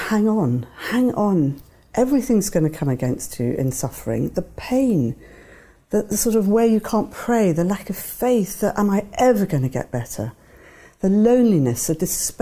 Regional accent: Devon, South West England, United Kingdom; when I was a child growing up in Devon

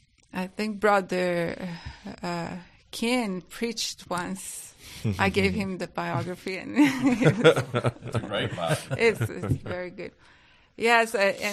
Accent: Brazil; accent: Brazilian; English is a second language; moved away as an adult; also born or lived in England; You can just take that my accent is British, but it's not. It's a Brazilian

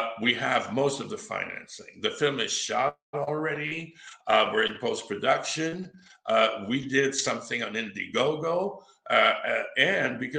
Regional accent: Quebec, Canada; moved away as an adult; also born or lived in Los Angeles; My dad's from Massachusetts, but I was brought up in Quebec, so I'm fully bilingual, and I can also work in French

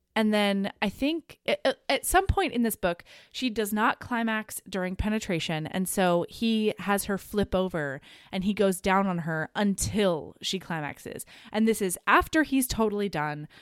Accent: Southern Oregon, United States; I grew up in Southern Oregon

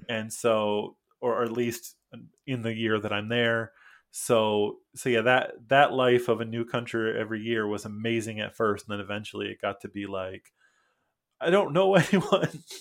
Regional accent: Michigan, United States; first language English; moved away as an adult; also born or lived in Mexico / Costa Rica; now in Busan, South Korea; I'm from Michigan. Uh, I went to the college for creative studies in Detroit.

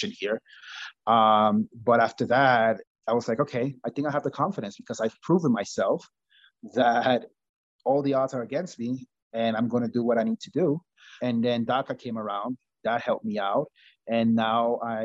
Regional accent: Long Island, New York, United States; also born or lived in Costa Rica; I grew up in Long Island, New York

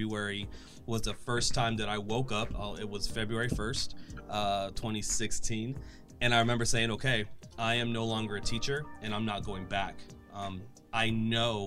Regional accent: the Florida Panhandle, United States; moved away as an adult; also born or lived in Orlando, Florida; I'm from the Panhandle. And so when I moved, when I was 18, graduated high school, and then I moved to Orlando

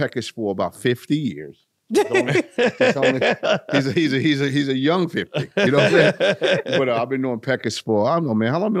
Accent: the South, United States; I'm from the South

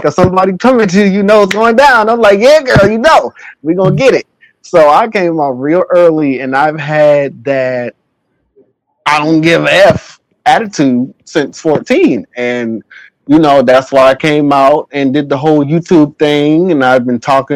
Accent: Charleston, South Carolina, United States; I grew up in Charleston, South Carolina

